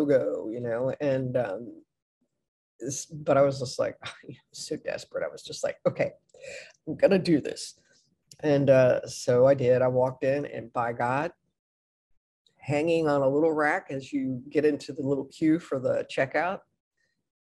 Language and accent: English; Midwest, United States; moved away as an adult; also born or lived in Gainesville, Florida; I'm from the Midwest